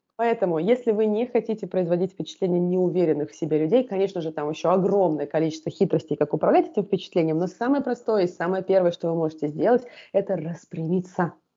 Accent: Volgograd, Volgograd Oblast, Russia; also born or lived in Tashkent, Uzbekistan; Так мы оказались в городе Волгограде. А, оказались мы там в статусе вынужденных переселенцев. Жили мы первые года в таком подвальном помещении

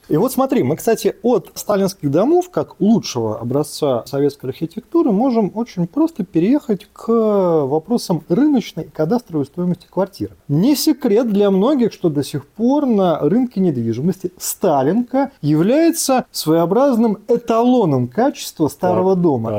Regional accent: Saint Petersburg, Russia; мы петербуржцы

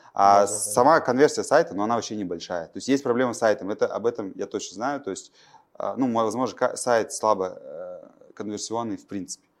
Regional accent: Pavlodar, Pavlodar Region, Kazakhstan; Я родом из Павлодара

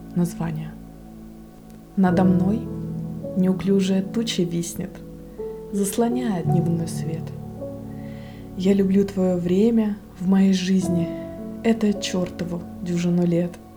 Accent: Russian Far East, Russia; я с Дальнего Востока

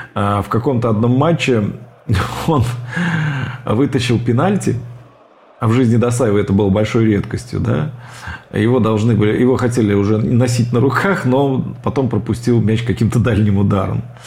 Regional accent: Ulyanovsk, Ulyanovsk Oblast, Russia; И в мой родной город, в Ульяновск, переехали только уже перед самым моим рождением.

